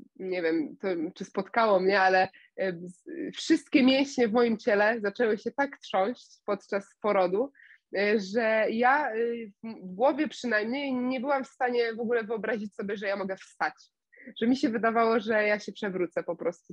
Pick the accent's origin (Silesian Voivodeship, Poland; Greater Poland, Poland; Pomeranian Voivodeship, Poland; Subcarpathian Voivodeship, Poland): Greater Poland, Poland; Września; ja jestem z Wrześni, niedaleko Poznania